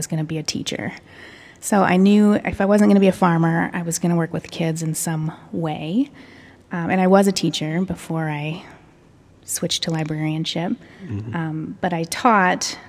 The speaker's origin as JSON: {"language": "English", "town": "Denver", "region": "Iowa", "country": "United States", "tie": "born or raised there", "said": "My hometown library in Dear Denver, Iowa"}